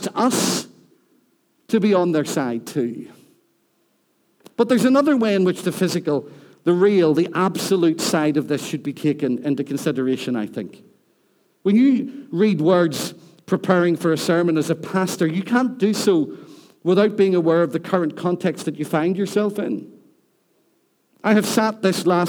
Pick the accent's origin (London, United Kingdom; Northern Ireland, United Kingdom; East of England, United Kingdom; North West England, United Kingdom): Northern Ireland, United Kingdom; Rathcoole; now in Newtownards, United Kingdom; I live in Newton Ards. I'm from Rathcoole. I'm not ashamed of where I've come from.